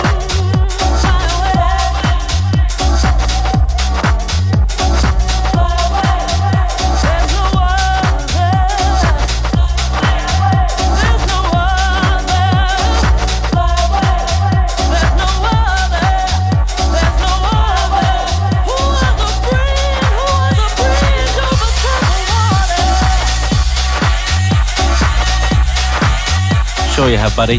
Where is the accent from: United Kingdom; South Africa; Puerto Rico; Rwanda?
United Kingdom; Liverpool, North West England; now in Auckland, New Zealand; I'm from Liverpool originally